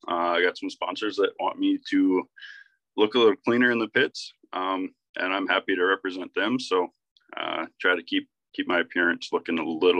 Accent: Brule, United States; I'm 24 years old, about to be 25 here. I live like 3/4 of a mile from where I grew up in Brule. Actually, I bought my grandparents' place here.

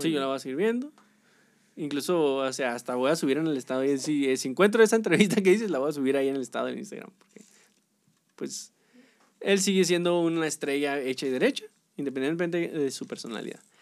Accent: Mexico; a nosotros, como mexicanos

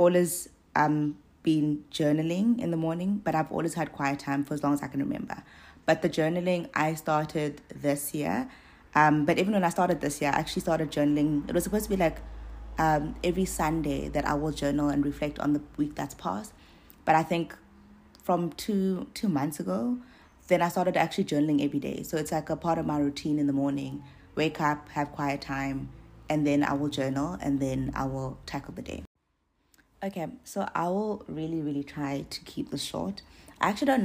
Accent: East London, Eastern Cape, South Africa; I grew up in East London

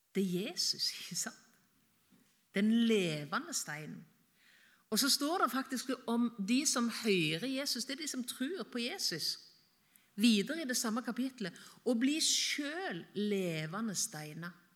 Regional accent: Varhaug, Rogaland, Norway; moved away; hjemme på Varhaug, på gården der jeg vokste opp

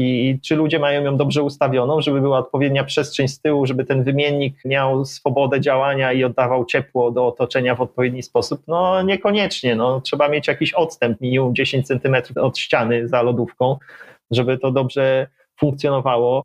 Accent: Łódź, Łódź Voivodeship, Poland; moved away as an adult; pochodzę z Łodzi, tak, 25 lat tam mieszkałem

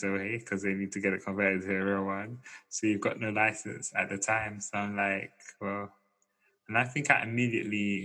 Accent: London, United Kingdom; being a Londoner

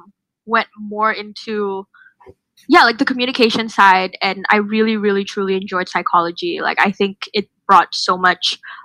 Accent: Indonesia; moved away as an adult; now in Melbourne, Australia; I'm from Indonesia. I'm also an international student living in Melbourne, Australia right now.

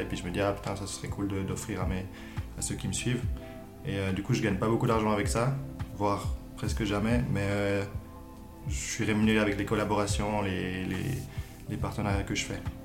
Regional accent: Lausanne, Vaud, Switzerland; je viens de Lausanne

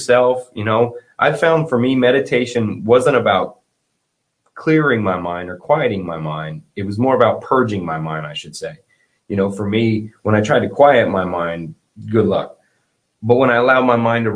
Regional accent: the South, United States; I'm from the South

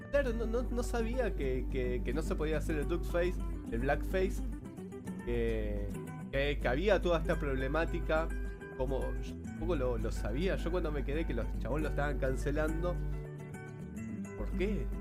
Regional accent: Argentina; Porque somos inmigrantes italianos, eh, españoles, rusos. Acá Argentina es una mezcla cultural.

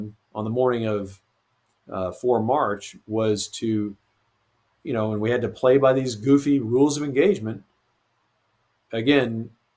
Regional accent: eastern Kansas, United States; near my hometown in eastern Kansas, Fort Leavenworth

